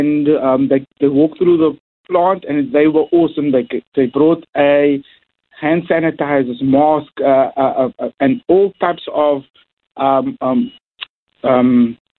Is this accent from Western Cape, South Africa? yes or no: yes; Cape Town, Western Cape, South Africa; I come from Mitchell's Plain, and I know the talent we have in Mitchell's Plain